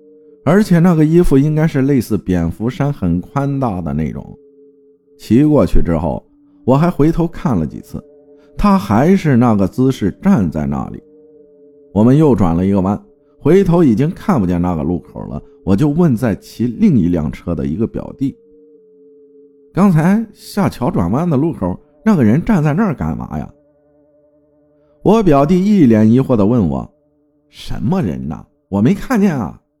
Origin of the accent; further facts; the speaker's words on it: Yangzhou, Jiangsu, China; 我的老家在江苏扬州的一个小县城的乡下，叫做浦头，地理位置靠近泰州。